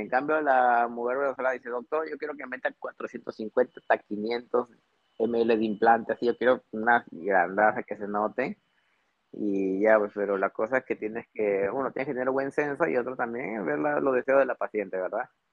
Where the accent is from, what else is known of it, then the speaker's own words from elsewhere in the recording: Trujillo, La Libertad, Peru; moved away as an adult; also born or lived in Piura, Peru / Tumbes, Peru / Rio de Janeiro, Brazil; now in Lima, Peru; yo soy del norte, yo nací en Piura. Claro, yo nací en Piura, pero eh, luego, toda mi secundaria y toda mi universidad, mi facultad de medicina la hice en Trujillo